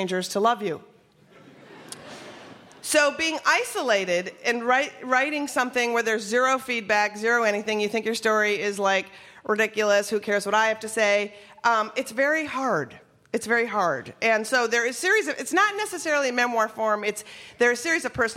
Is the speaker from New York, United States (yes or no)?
no; Minnesota, United States; I grew up in Minnesota